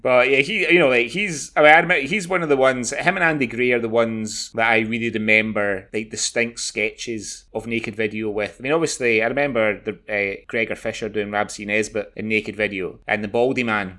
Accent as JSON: {"language": "English", "town": "Glasgow", "region": "Scotland", "country": "United Kingdom", "tie": "born or raised there", "also_born_or_lived": "Kuwait", "moved": "yes", "said": "I was born in Stobhill."}